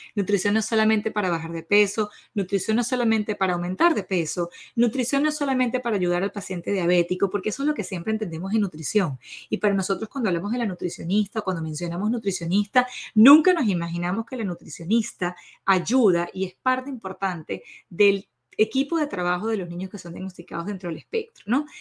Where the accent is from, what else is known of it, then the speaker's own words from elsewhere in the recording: Venezuela; soy orgullosa venezolana